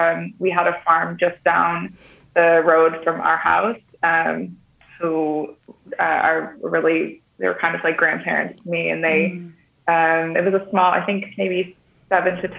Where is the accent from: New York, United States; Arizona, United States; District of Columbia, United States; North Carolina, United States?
New York, United States; Syracuse; moved away as an adult; also born or lived in Australia; now in Netherlands; I'm from Syracuse, New York.